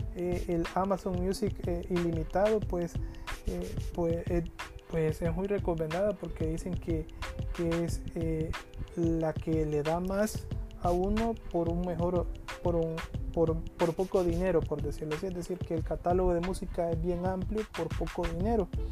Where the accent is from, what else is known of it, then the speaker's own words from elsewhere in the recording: El Salvador; todos somos salvadoreños